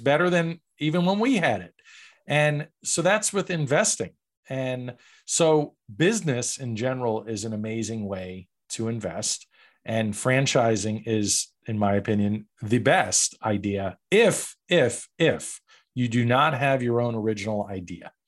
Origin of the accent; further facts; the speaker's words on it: New York, United States; I grew up in New York